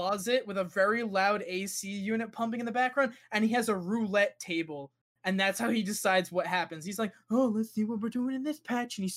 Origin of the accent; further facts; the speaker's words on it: United States; I'm American